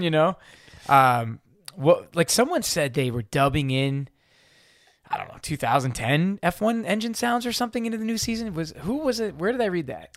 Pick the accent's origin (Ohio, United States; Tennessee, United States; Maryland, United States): Maryland, United States; outside of Baltimore; I grew up outside of Baltimore